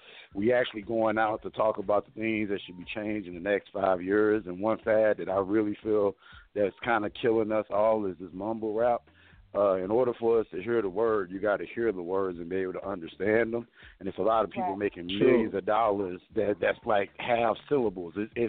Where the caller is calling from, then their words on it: Mesa, Arizona, United States; I'm calling from Mesa, Arizona.